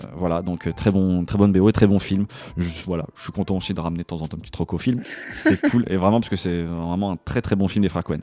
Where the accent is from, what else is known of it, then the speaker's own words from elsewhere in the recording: France; also born or lived in Paris; je suis un petit Français, tu vois, qui vit à Paris